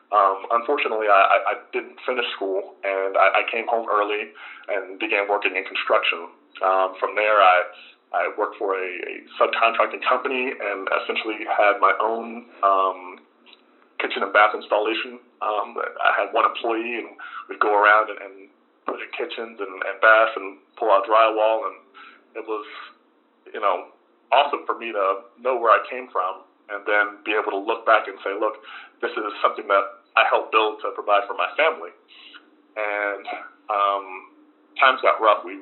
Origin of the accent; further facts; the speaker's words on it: Frederick, Maryland, United States; Well, I, I grew up in Frederick, Maryland. Um, I was uh, son to a single mother